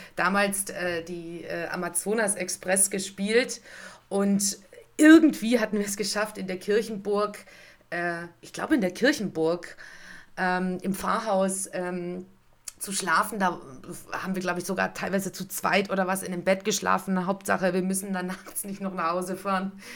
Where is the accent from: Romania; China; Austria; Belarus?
Romania; near Sighișoara, Transylvania; now in Stuttgart, Germany; ich komme natürlich aus der Nähe eher von Schäßburg wie von Kronstadt